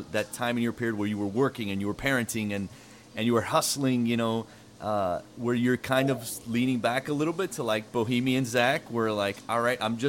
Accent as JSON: {"language": "English", "town": "Miami", "region": "Florida", "country": "United States", "said": "I'm from Miami"}